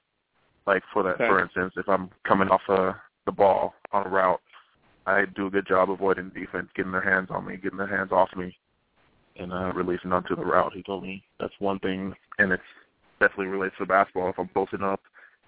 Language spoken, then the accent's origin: English; United States; being an American, I'm used to our American style of play